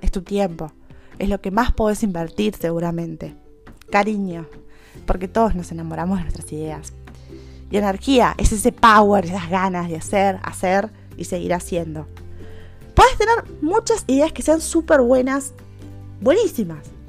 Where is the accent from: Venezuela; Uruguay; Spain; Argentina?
Uruguay; soy de Uruguay